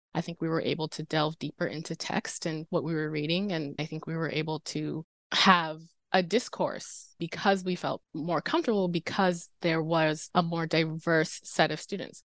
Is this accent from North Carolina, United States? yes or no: yes; Durham, North Carolina, United States; I'm from North Carolina. I'm from Durham